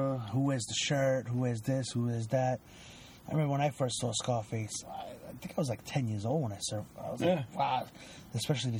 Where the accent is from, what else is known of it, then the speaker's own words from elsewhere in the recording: Venezuela; moved away; I was born in Venezuela